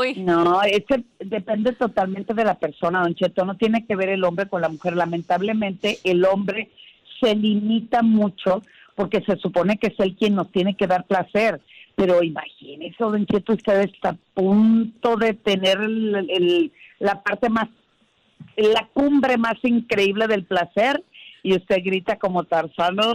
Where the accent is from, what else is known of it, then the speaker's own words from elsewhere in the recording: Sinaloa, Mexico; moved away; desde mi tierra que llegué hoy por la mañana y me recibió un tremendo desayuno sinaloense.